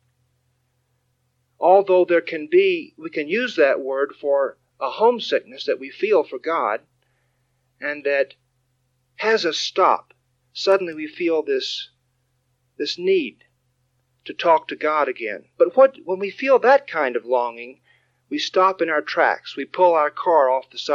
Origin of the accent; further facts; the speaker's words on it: Texas, United States; David and I grew up in Texas